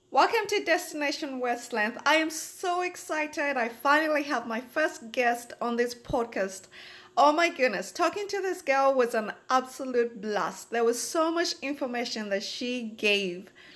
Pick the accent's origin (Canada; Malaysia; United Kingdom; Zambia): Zambia; I'm actually from Zambia